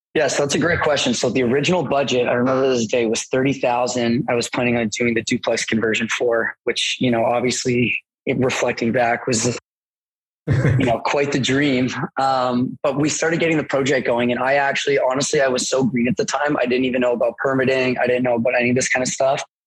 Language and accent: English; Mississauga, Ontario, Canada; I grew up in Port Credit, which is like South Mississauga, so it's pretty close to Oakville.